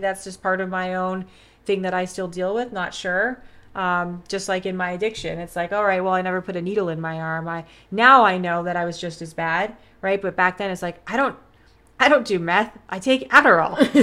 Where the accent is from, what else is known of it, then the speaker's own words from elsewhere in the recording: Vancouver, British Columbia, Canada; moved away as an adult; also born or lived in Los Angeles, United States; now in California, United States; I'm from Canada. So I grew up in Vancouver